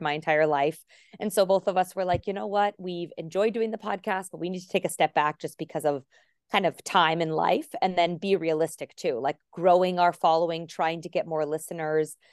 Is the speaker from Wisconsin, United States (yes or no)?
no; Arizona, United States; first language English; moved away; also born or lived in Warwick, Rhode Island; we lived and grew up in Arizona